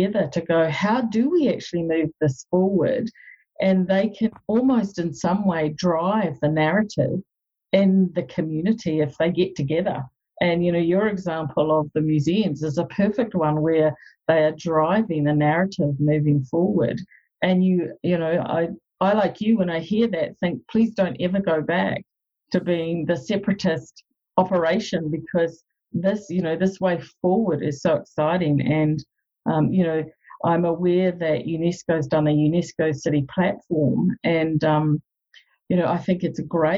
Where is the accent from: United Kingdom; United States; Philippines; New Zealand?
New Zealand; now in Canada; I'm a New Zealander who lives in Canada